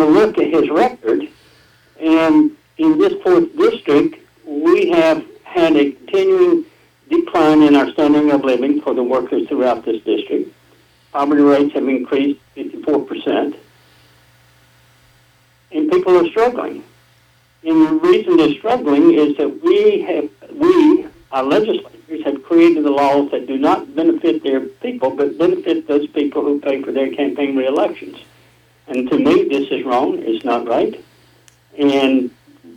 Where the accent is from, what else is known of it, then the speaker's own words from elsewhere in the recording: North Carolina, United States; moved away as an adult; now in Alabama, United States; I grew up in North Carolina, and I came to Alabama in 1979 in Oneonta and transferred up to Hackenberg in 1980, and that's where I met my wife, and this has been my home ever since